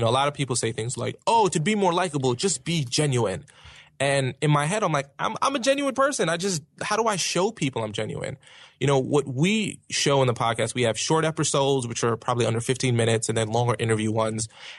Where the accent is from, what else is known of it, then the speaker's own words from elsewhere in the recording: Brooklyn, New York, United States; accent: Brooklyn; I'm from Brooklyn. So I would have like a Brooklyn accent and I would say certain words kind of harsh.